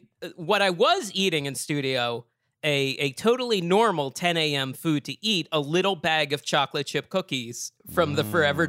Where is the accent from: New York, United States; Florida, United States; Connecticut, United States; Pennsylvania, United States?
Pennsylvania, United States; Delaware County; moved away; also born or lived in California; I grew up in Delaware County.